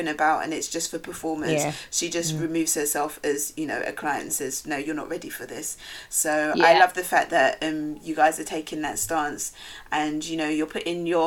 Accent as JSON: {"language": "English", "region": "London", "country": "United Kingdom", "tie": "born or raised there", "said": "us who've grown up in London"}